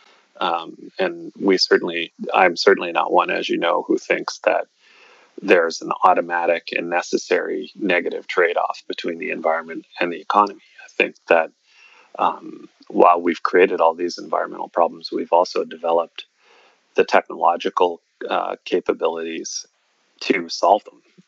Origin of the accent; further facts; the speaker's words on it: Cape Breton Island, Nova Scotia, Canada; moved away; there weren't a lot of people where I grew up on Cape Breton Island